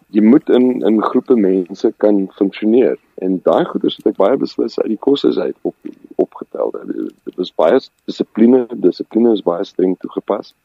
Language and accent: Afrikaans; Randfontein, Gauteng, South Africa; first language Afrikaans; also born or lived in Discovery, Roodepoort / Klerksdorp; ek is gebore in die Discovery Kliniek. Ehm um, groot geword op Randfontein